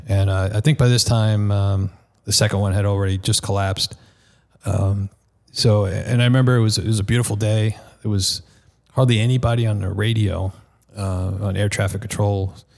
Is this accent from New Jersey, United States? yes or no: no; Nassau County, Long Island, New York, United States; moved away; the Nassau County Medical Center, which was basically in my hometown